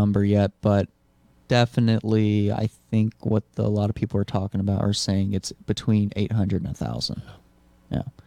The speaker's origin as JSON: {"language": "English", "town": "Lafayette", "region": "Louisiana", "country": "United States", "tie": "born or raised there", "also_born_or_lived": "Maui, Hawaii", "moved": "as an adult", "lives_now": "Kalispell, United States", "said": "Lafayette, my hometown, that I lived"}